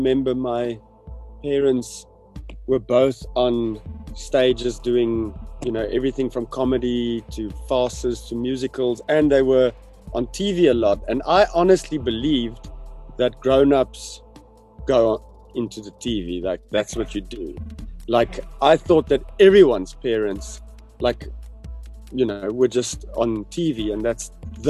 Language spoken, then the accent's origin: English; Pretoria, Gauteng, South Africa; I grew up in the Moot